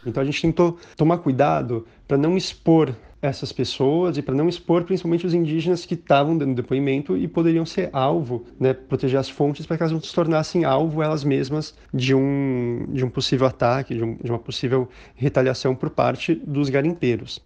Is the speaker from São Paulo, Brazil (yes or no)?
yes; São Paulo, Brazil; also born or lived in Tapajós River, Pará; sou de São Paulo